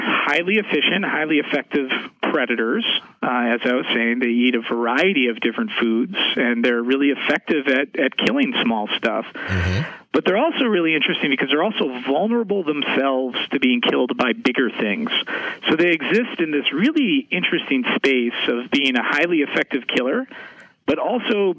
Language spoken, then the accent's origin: English; Madison, Wisconsin, United States; also born or lived in Seattle, Washington / Wyoming / Alaska; I'm originally from Seattle, Washington, but I actually grew up most of my life here in the great state of Wisconsin. I grew up in Madison